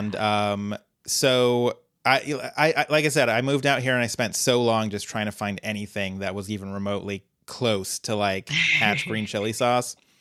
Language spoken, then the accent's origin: English; Colorado, United States; moved away; born and raised in Colorado